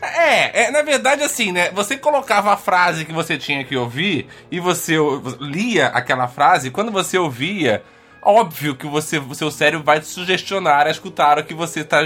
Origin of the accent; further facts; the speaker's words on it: Rio de Janeiro, Brazil; eu nasci, Onde eu cresci no, no, Rio de Janeiro, era na serra era muito úmido